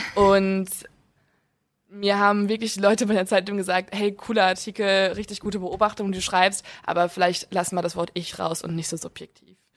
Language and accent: German; near Eickelborn, North Rhine-Westphalia, Germany; die ist bei uns in der Nähe